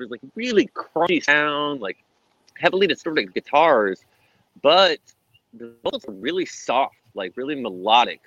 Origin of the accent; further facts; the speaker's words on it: Hillsboro, Texas, United States; growing up in Hillsboro